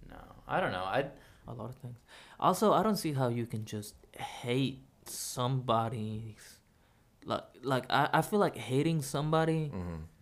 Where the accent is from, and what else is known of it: Mexico